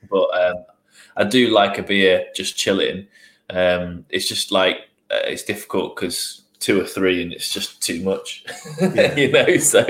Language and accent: English; Newcastle, North East England, United Kingdom; When we moved down here, because we're originally from the Northeast, from Newcastle.